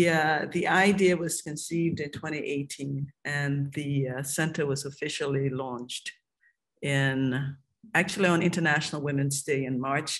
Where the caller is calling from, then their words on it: Liberia; I'm joining you from Liberia, more specifically, Cruiserville, Liberia.